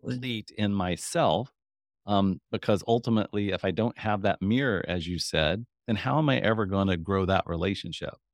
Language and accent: English; Kansas, United States; I'm from Kansas, so Kansas